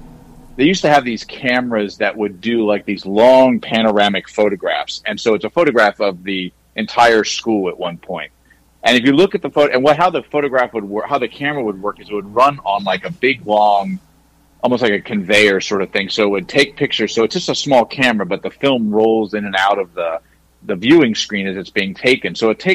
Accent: Mechanicsburg, Pennsylvania, United States; now in New Jersey, United States; I love my hometown

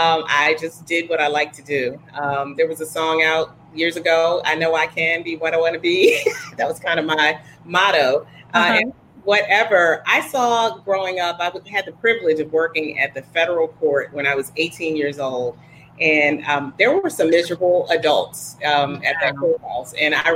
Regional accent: Wilmington, Delaware, United States; also born or lived in Petersburg; So I'm originally from Wilmington, Delaware. My dad pastored in D.C. on Capitol Hill, and then he was in Petersburg. So I actually went to Petersburg High.

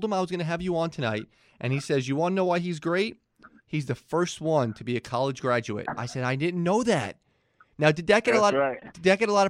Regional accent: New York, United States; born or raised there

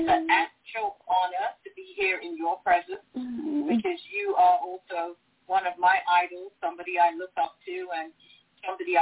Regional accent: England, United Kingdom; moved away as an adult; also born or lived in Ghana; now in United States; United Kingdom at 8 years old, so I was raised and educated in England.

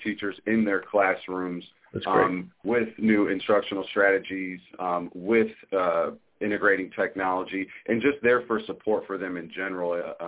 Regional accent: South Bend, Indiana, United States; I grew up in South Bend, went to South Bend Public Schools, went to Ball State for college, came back

